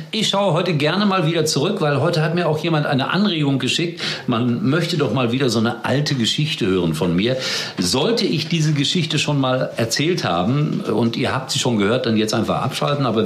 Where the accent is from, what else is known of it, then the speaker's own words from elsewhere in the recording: Germany; Dort hat man dann allerdings gemerkt, mein Gott, das ist ja ein Westdeutscher, der da eingereist ist.